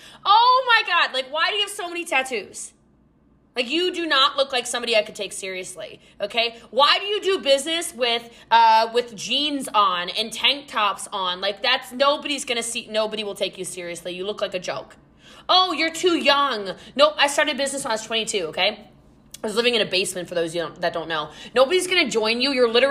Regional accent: United States; I'm American.

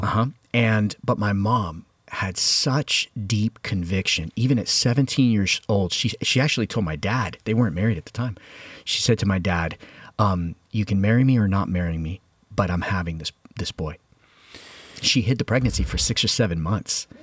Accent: Hialeah, Florida, United States; I was brought up in Havana, the sequel, which is Hialeah, Florida

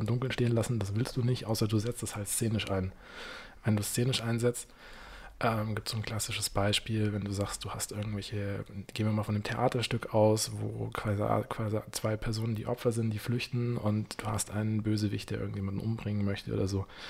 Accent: Munich, Bavaria, Germany; wie man das als Münchner kennt, als Kind mit den Großeltern mal hier im Winter im Zirkus Krone

